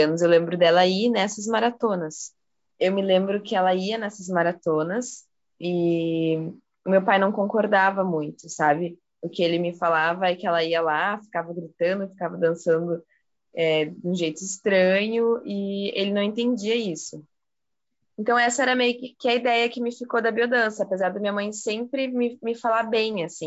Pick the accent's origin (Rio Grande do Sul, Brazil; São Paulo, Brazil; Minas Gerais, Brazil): Rio Grande do Sul, Brazil; Porto Alegre; moved away as an adult; now in Curitiba, Brazil; Eu sou de Porto Alegre e eu fui para Curitiba para estudar. Eu estou em Curitiba faz uns cinco anos